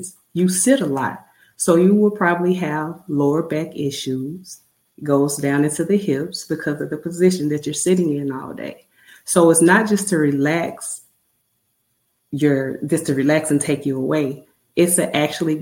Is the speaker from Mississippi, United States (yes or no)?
yes; Mississippi, United States; moved away as an adult; I'm born and raised in Mississippi